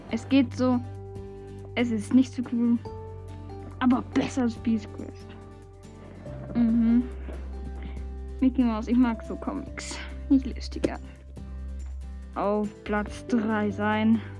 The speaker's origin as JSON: {"language": "German", "country": "Switzerland", "said": "Ich komme aus der Schweiz."}